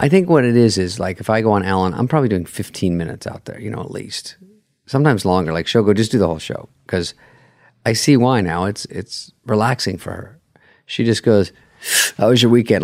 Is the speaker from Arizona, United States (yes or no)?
yes; Arizona, United States; I'm from Arizona